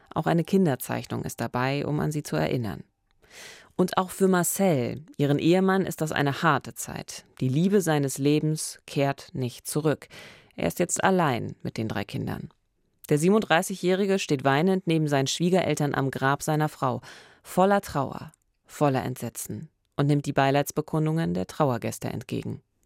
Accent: Eberswalde, Brandenburg, Germany; moved away; es ist meine Heimatstadt

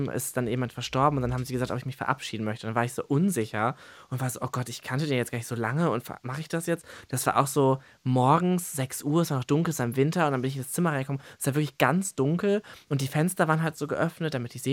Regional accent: Gardelegen, Saxony-Anhalt, Germany; born there; Gebürtig aus Gardeling.

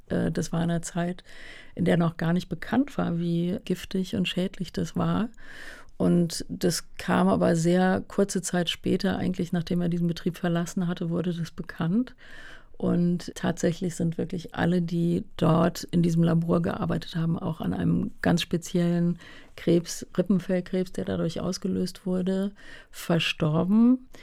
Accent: Hunstig, North Rhine-Westphalia, Germany; now in Berlin, Germany; auf dem Land aufgewachsen. Ja, wirklich ein kleines Dorf

